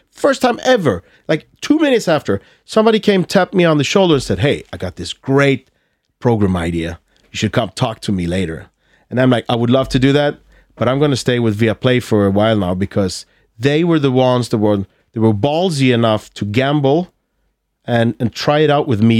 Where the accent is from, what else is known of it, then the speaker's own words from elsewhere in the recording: Malmö, Skåne, Sweden; accent: Scanian (skånska); English is a second language; I'm from Malmö, so I have this, I, I, I speak, uh, skånska.